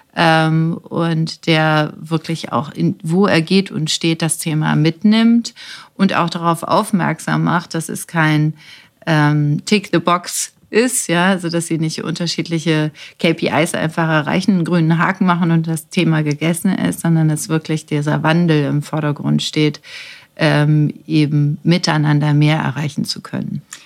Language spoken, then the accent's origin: German; Germany